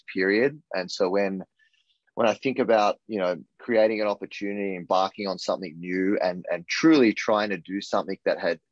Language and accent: English; Australia; moved away as an adult; also born or lived in Texas; now in New York, United States; I'm from Australia and I'm from an island, right? And I moved to this concrete jungle in New York